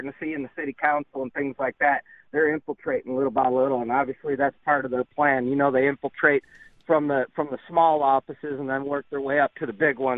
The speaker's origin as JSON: {"language": "English", "region": "New York", "country": "United States", "said": "I recognize the plate, and I'm like, oh yeah, I'm from New York, woohoo!"}